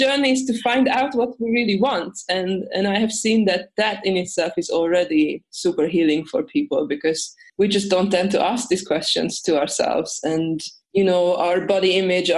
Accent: Hungary; now in Sweden; I'm originally from Hungary, but I live at the moment in Sweden

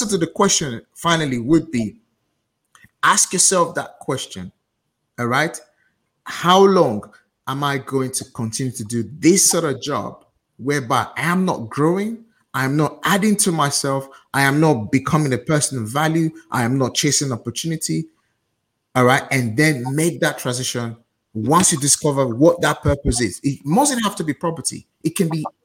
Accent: Nigeria; now in United Kingdom; as a Nigerian

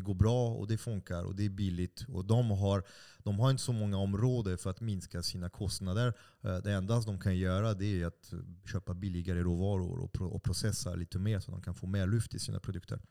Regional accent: France; now in Stockholm, Sweden; jag är fransman också.

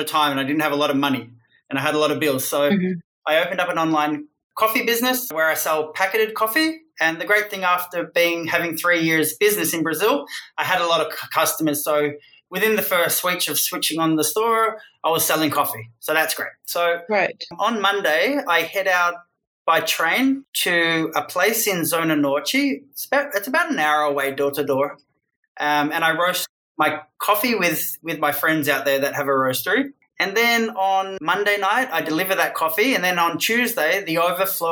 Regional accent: Australia; moved away; I'm Australian and I had a career in Australia

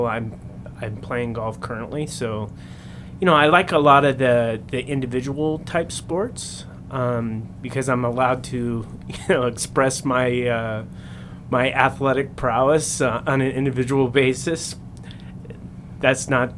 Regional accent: Central California, United States; when I was growing up in Central California

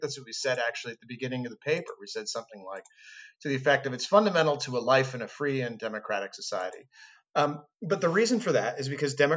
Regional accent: United States; moved away as an adult; also born or lived in Scotland / London

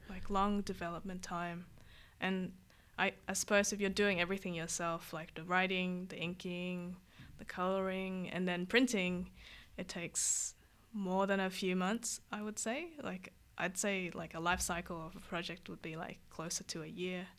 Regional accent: Vietnam; now in Australia; I'm from Vietnam. We had a lot of Lucky Luke and, uh, Tin Tin

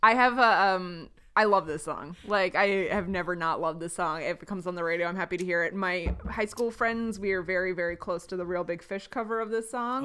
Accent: Baltimore, Maryland, United States; I grew up in Baltimore where Johns Hopkins is

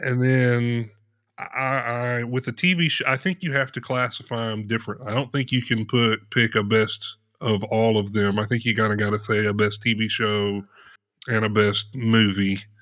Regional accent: Potosi, Missouri, United States; also born or lived in Indiana / Chicago area; I grew up there, lived there all of my

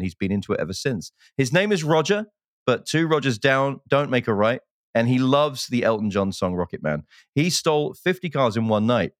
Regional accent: United Kingdom; now in United States; I'm British

